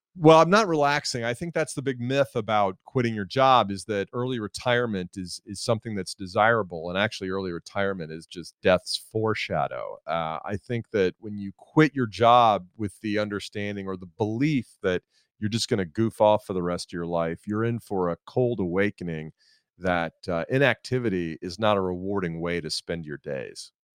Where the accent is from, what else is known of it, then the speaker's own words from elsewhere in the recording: Atlanta, Georgia, United States; I'm, I'm from Atlanta, and I live in Atlanta now